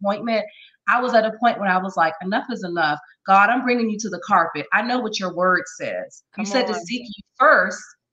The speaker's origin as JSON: {"language": "English", "region": "Maryland", "country": "United States", "said": "I'm from Maryland, Maryland"}